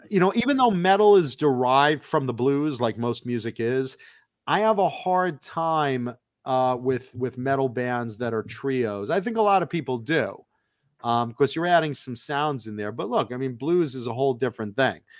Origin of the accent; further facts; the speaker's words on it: Long Island, New York, United States; moved away; also born or lived in Hollywood, California; I'm a very proud Long Islander